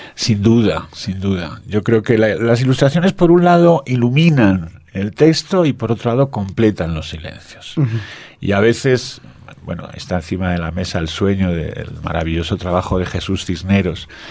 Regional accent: Spain; en mi país

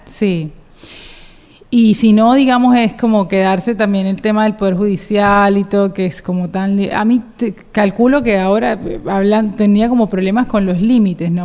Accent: Cartagena, Bolívar, Colombia; moved away; also born or lived in Bogotá; Yo soy cartagenera.

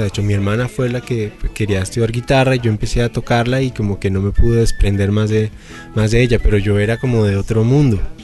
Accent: Bogotá, Colombia; como bogotano, como colombiano.

